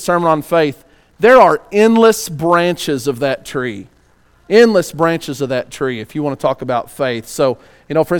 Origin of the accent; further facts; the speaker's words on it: West Texas, United States; I don't exactly enunciate every word because I'm from West Texas